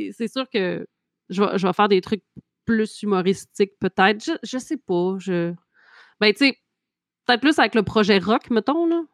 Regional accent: Trois-Pistoles, Quebec, Canada; also born or lived in Montreal; chez nous à Trois-Pistoles

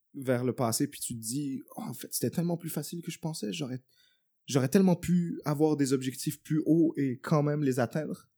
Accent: Montreal, Quebec, Canada; j'ai grandi à Montréal-Nord et tout, euh, un hood

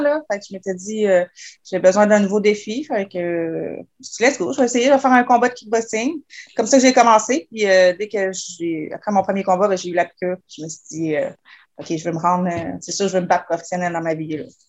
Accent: Quebec City, Quebec, Canada; je suis née à Québec. en fond, j'ai toujours vécu ici

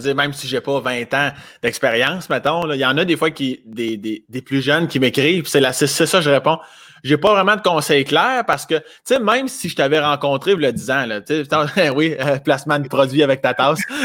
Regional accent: Laurier-Station, Quebec, Canada; born or raised there; also born or lived in Sainte-Croix, Quebec / Saint-Georges, Quebec

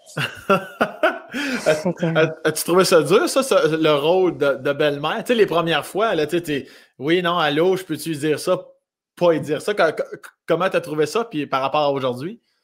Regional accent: Laurier-Station, Quebec, Canada; also born or lived in Joly; Je suis natif de Laurier Station, mais j'étais chez ma mère, moi, un village qui s'appelle Jolie, à 10 minutes de Laurier Station.

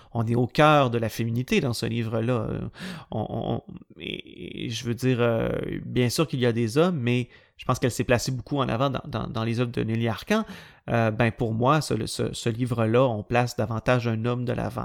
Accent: Quebec, Canada; je suis originaire du Saguenay-Lac-Saint-Jean, à 500 km au nord de Montréal

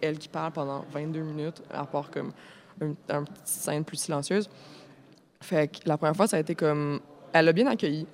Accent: Montreal, Quebec, Canada; j'ai grandi à Montréal

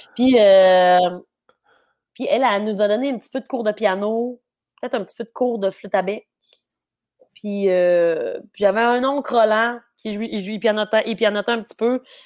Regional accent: Dolbeau-Mistassini, Quebec, Canada; j'ai grandi à Mistassini. Je n'ai jamais habité à Dolbo.

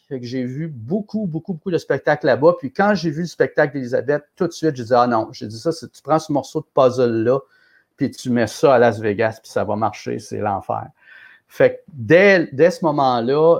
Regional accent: Quebec City, Quebec, Canada; je suis de Québec, j'avais déjà produit des spectacles ici

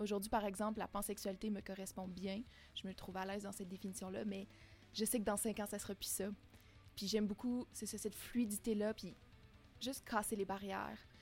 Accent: Témiscamingue, Quebec, Canada; moi j'ai grandi au Témiscamingue, euh, dans une petite maison de la campagne

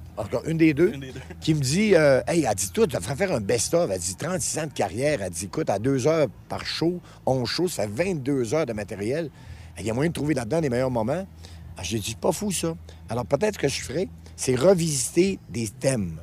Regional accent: Quebec, Canada; par chez nous au Lac-Saint-Jean

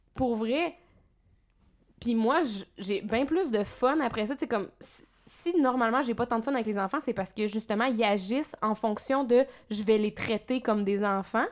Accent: Abitibi, Quebec, Canada; moved away as an adult; now in Montreal, Canada; je viens de l'Abitibi

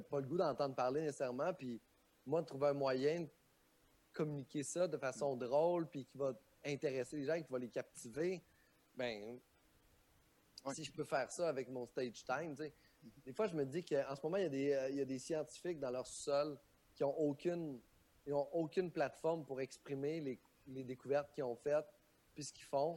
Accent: Quebec, Canada; on a un beau milieu au Québec

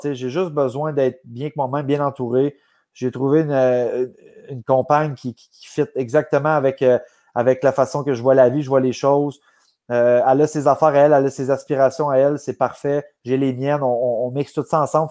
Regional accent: Gatineau, Quebec, Canada; moved away as an adult; quand je, suis revenu ici, moi, à Gatineau, j'avais vendu ma, maison que j'avais à Québec

